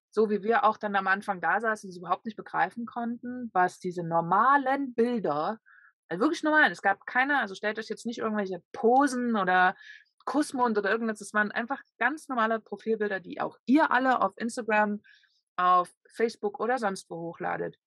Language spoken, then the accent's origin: German; Leipzig, Saxony, Germany; von meiner Heimatstadt